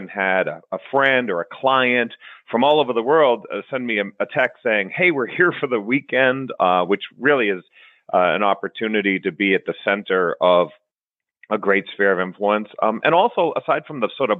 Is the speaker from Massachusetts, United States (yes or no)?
yes; just north of Boston, Massachusetts, United States; moved away as an adult; also born or lived in Bologna, Italy; now in Las Vegas, United States; I grew up just north of Boston